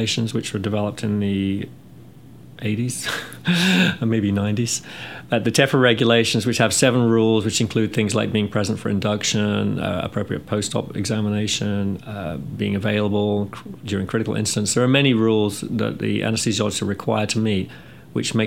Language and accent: English; England, United Kingdom; moved away as an adult; also born or lived in California; now in North Carolina, United States; I'm from England, and I graduated from nursing school in the UK back in 86. Came to the US soon after